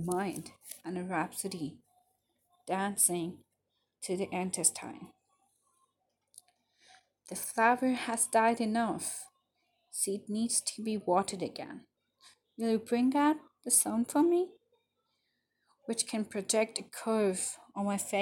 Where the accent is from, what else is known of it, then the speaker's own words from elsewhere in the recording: Ahmedabad, Gujarat, India; I'm from Ahmedabad, Gujarat.